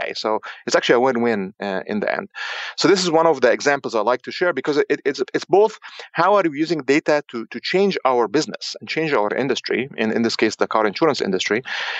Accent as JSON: {"language": "English", "country": "Egypt", "also_born_or_lived": "Cairo, Egypt", "moved": "yes", "said": "I'm actually from Egypt originally."}